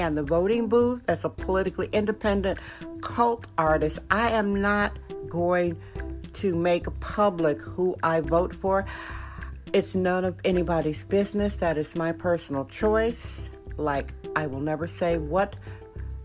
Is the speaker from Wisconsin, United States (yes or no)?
yes; Wisconsin, United States; now in San Francisco, United States; I was born, raised, and educated in Wisconsin